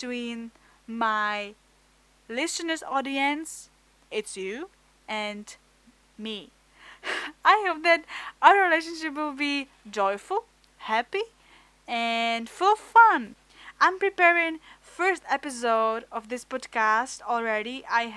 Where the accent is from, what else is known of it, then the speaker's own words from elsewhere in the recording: Czechia; English is a second language; I'm from Czech Republic. My English is not really good, but I hope that you will accept my a bit of weird accent